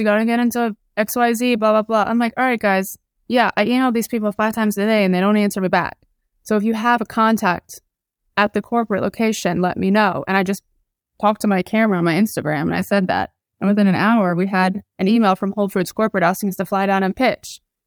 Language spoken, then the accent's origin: English; Atlanta, Georgia, United States; moved away as an adult; also born or lived in South Carolina; I grew up in Atlanta, Georgia